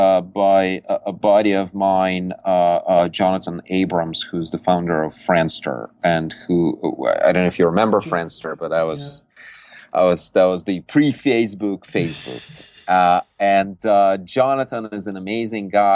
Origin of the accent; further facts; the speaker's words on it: Siberia, Russia; now in Silicon Valley, United States; I was born in Siberia